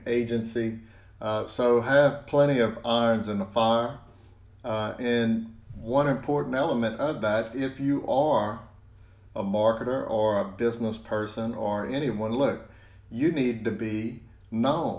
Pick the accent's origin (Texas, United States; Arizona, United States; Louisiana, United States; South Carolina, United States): Louisiana, United States; South; I'm from South Louisiana